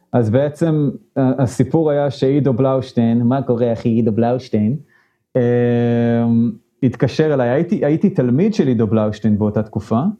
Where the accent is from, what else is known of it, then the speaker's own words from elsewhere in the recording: Modi'in, Central District, Israel; moved away as an adult; now in San Francisco Bay Area, United States; גדלתי במודיעין